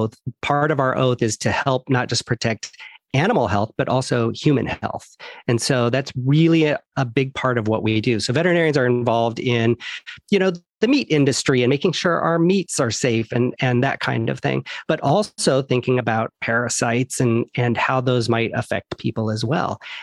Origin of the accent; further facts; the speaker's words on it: Iowa, United States; moved away as an adult; also born or lived in upstate New York / Florida; now in Los Angeles, United States; So I grew up in Iowa